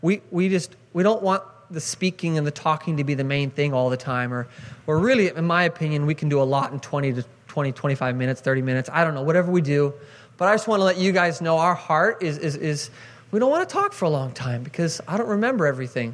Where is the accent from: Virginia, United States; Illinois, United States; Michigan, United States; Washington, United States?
Washington, United States; Seattle; moved away as an adult; I grew up in Seattle, Washington